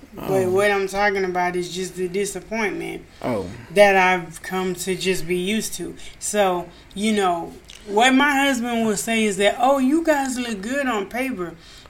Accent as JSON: {"language": "English", "town": "DeQuincy", "region": "Louisiana", "country": "United States", "tie": "born or raised there", "moved": "yes", "lives_now": "Houston, United States", "said": "I was born in Louisiana"}